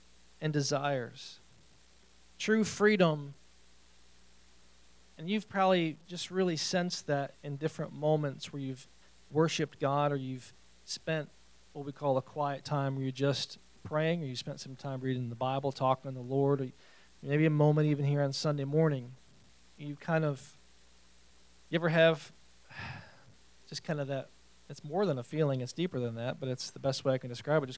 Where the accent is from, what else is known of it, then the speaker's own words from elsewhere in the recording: New York, United States; I'm a New Yorker